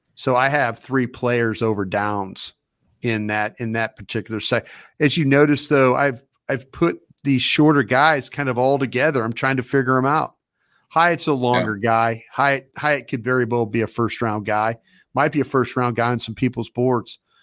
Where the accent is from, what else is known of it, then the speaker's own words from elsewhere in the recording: Texas, United States; I am from Texas.